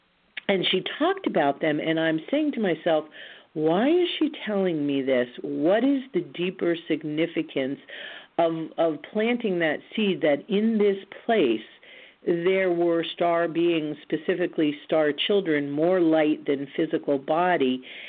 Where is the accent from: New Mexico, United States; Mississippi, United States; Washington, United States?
New Mexico, United States; Roswell; born there; You may or may not recall that I was born in Roswell, New Mexico, on an Air Force base.